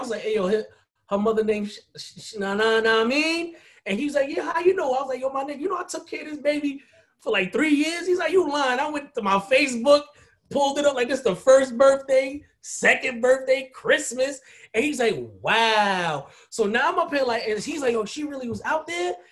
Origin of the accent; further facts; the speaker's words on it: Haiti; I'm West Indian. I'm Haitian.